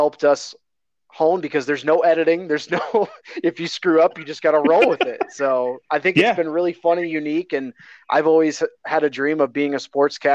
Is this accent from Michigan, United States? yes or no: yes; Michigan, United States; I grew up in Michigan, so I'm a big Detroit fan all the way around